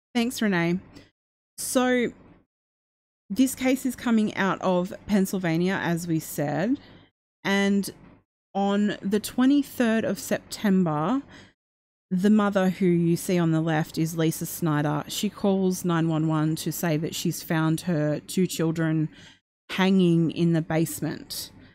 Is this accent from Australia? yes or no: yes; Australia; I'm Australian